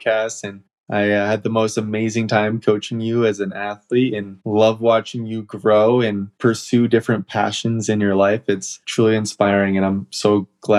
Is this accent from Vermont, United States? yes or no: yes; Vermont, United States; So I grew up in Vermont and pretty much spent my entire childhood in the outdoors